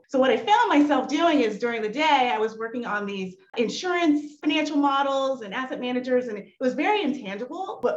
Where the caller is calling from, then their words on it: New York City, New York, United States; I'm dialing in from New York City, right here in the heart of Lincoln Center.